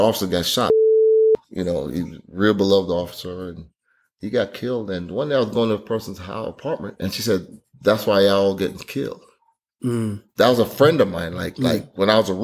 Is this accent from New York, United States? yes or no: yes; New York City, New York, United States; I grew up in New York and it was kind of rough areas, like Jamaica, mm-hmm. Queens